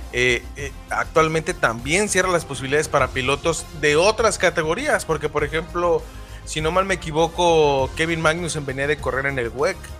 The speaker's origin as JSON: {"language": "Spanish", "country": "Mexico", "said": "como mexicanos"}